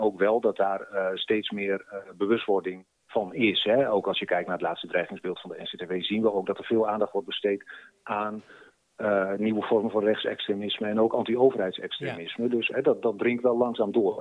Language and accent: Dutch; Groningen, Netherlands; als Groninger